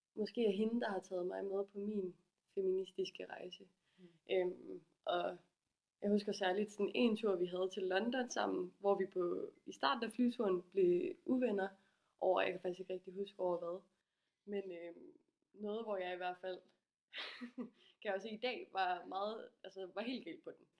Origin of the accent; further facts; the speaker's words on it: Aarhus, Central Denmark Region, Denmark; jeg kommer fra Aarhus og er 26 år gammel